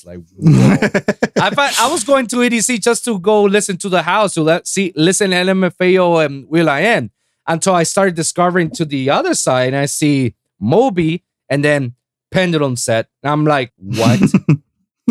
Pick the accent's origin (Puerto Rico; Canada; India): Puerto Rico; moved away; back in my hometown in Puerto Rico, in the island.